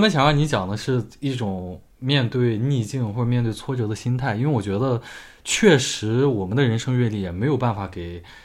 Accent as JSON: {"language": "Chinese", "region": "Shandong", "country": "China", "tie": "born or raised there", "said": "我们家乡的电视台啊，家乡的电视台的这个台长"}